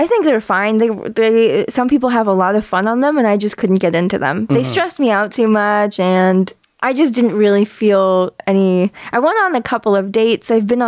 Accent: Kitchener-Waterloo, Ontario, Canada; also born or lived in Sarnia, Ontario; I was born in Sarnia, then my parents lived in Kitchener-Waterloo

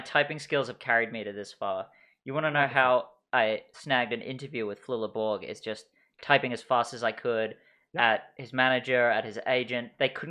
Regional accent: England, United Kingdom; also born or lived in Australia / Vancouver, Canada; now in Kimberley, Canada; I'm actually English. And I lived in Australia for 20 years

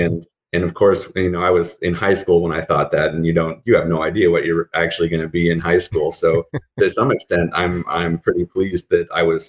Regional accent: Colorado, United States; also born or lived in California / Germany; I was born in California. We moved around some when I was a kid because my dad was in the Army. So I lived in Germany for a few years. And then we moved to Colorado when I was 7. And I did most of my growing up in Colorado.

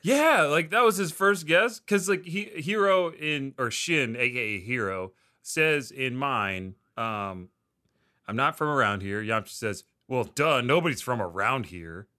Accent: Delaware, United States; I'm from Delaware

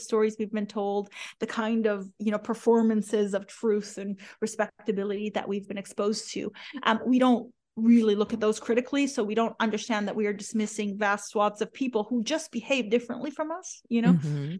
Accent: Iran; born there; moved away; I'm a refugee. You know, I was born in Iran to a family of, you know, people who were respected in the community, doctors

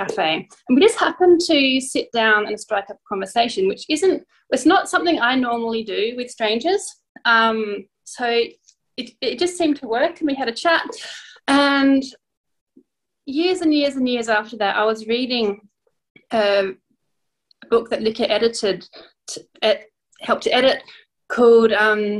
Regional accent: Adelaide, South Australia, Australia; now in Norway; I've lived in Adelaide most of my childhood. I lived here and then I ended up in Norway, so I now mostly live in Norway

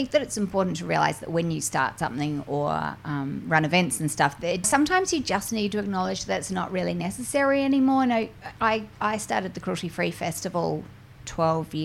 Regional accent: New Zealand; I'm from New Zealand

